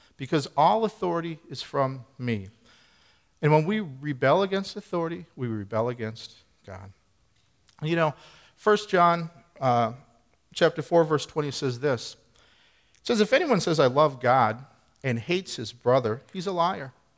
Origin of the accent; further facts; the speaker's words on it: Midwest, United States; now in New Hampshire, United States; we're both from the Midwest. I grew up in the country, you know, the rural area